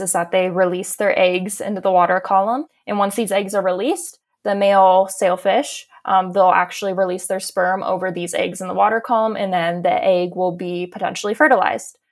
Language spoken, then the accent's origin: English; Sarasota, Florida, United States; growing up in Florida